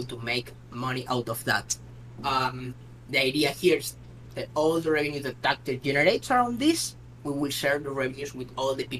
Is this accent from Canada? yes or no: no; Spain; I'm from Spain